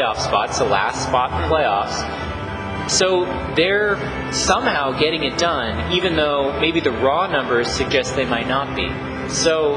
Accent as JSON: {"language": "English", "region": "Texas", "country": "United States", "said": "I'm from Texas"}